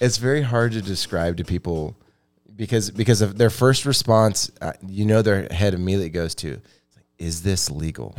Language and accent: English; Midwest, United States; we're from the Midwest